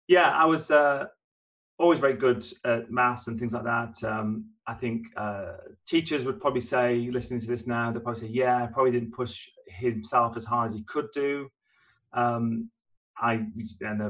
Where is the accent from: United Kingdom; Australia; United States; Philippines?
United Kingdom; Maltby, Yorkshire and the Humber; I grew up in God's Own County. So I grew up in Yorkshire, in South Yorkshire to be specific. And I'm from a very small mining village called Motby, which is part of the wider Rotherham area